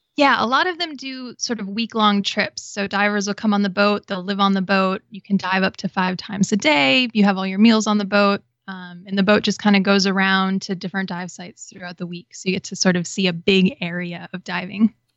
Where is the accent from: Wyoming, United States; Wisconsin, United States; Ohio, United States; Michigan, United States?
Wisconsin, United States; moved away as an adult; also born or lived in Florida; I grew up in Wisconsin